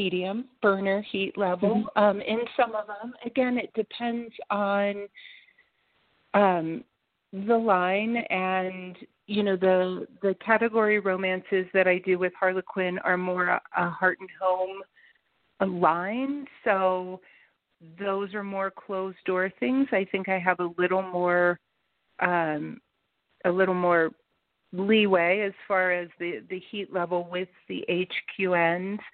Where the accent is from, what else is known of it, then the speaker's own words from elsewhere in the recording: Cincinnati, Ohio, United States; also born or lived in Colorado; I'm from Cincinnati